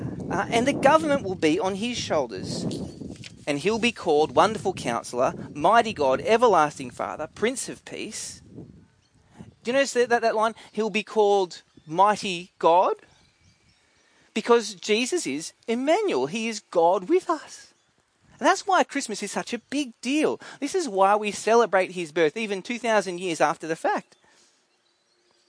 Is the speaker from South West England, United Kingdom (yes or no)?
no; Scotland, United Kingdom; it tells you that I am a Scottish defender of the people.